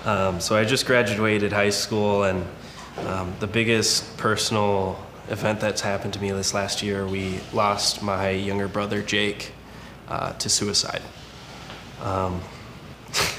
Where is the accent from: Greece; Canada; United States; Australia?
United States; Milwaukee, Wisconsin; moved away; I'm actually from Milwaukee originally